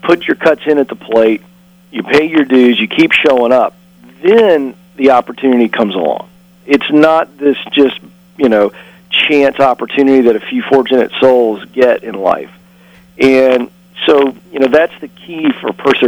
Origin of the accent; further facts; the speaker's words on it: Virginia, United States; I grew up in Virginia and in a pastor's home